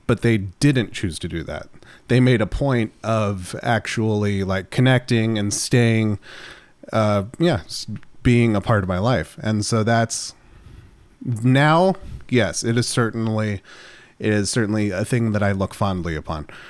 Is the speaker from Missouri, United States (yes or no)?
no; Running Springs, California, United States; Running Springs is actually where I grew up specifically